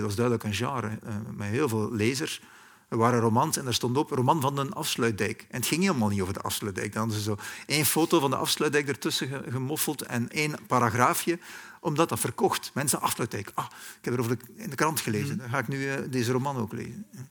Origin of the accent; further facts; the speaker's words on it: West Flanders, Belgium; moved away; also born or lived in Germany; in West-Vlaanderen, waar ik vandaan kom